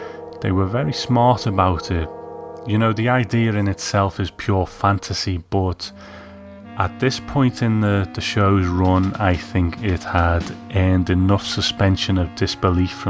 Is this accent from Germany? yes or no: no; United Kingdom; as a kid growing up in Britain